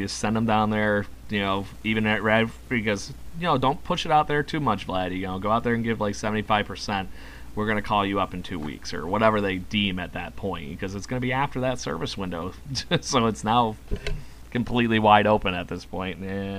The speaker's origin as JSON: {"language": "English", "town": "Rochester", "region": "New York", "country": "United States", "said": "I'm from Rochester, New York, and apparently know how to deal with weather."}